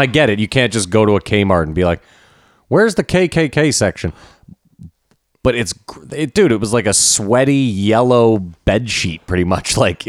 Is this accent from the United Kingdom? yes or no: no; Canada; also born or lived in Ottawa / Montreal / Toronto / Vancouver; we're Canadian